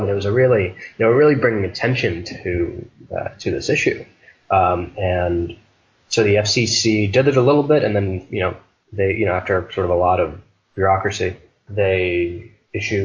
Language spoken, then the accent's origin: English; Detroit, Michigan, United States; now in Philadelphia, United States; I'm from Detroit